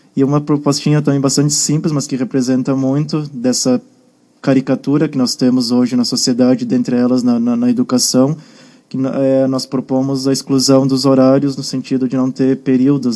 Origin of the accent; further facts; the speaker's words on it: Guaporé, Rio Grande do Sul, Brazil; Guaporé, a terra onde eu cresci, na né, cidade que eu era, passei minha infância